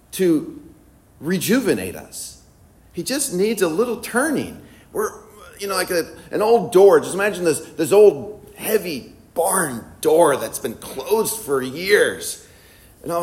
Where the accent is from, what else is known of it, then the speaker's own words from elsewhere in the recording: Illinois, United States; moved away; also born or lived in Philadelphia; I'm from Illinois